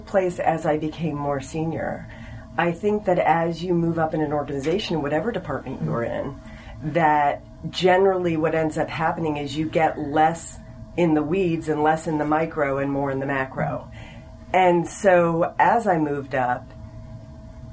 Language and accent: English; Los Angeles, California, United States; I actually did grow up in California. I grew up in Los Angeles